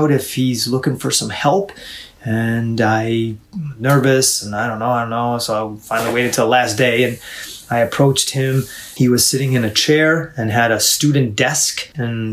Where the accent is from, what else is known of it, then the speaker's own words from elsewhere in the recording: New York, United States; moved away as an adult; now in Illinois, United States; I'm from New York State